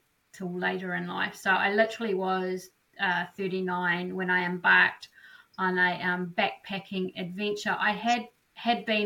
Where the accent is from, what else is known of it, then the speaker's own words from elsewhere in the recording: New Zealand; So I'm born and bred in New Zealand, so that's where I'm coming from today or tonight